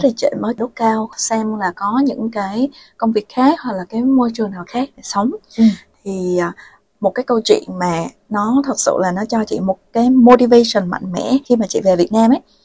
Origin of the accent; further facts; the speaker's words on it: Vietnam; first language Vietnamese; moved away as an adult; also born or lived in Finland / Thailand; Việt Nam nói gì thì nói nó vẫn là một cái nước mà mình có thể sử dụng được tiếng mẹ đẻ của mình